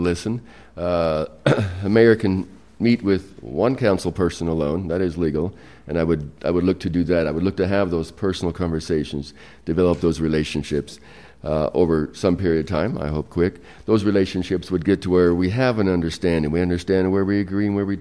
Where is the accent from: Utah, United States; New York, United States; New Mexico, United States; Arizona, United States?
Utah, United States; I grew up in Utah